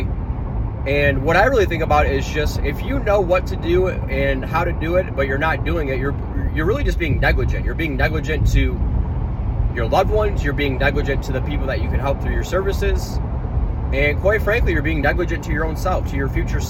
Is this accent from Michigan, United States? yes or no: yes; Michigan, United States; moved away; Back home in my home state of Michigan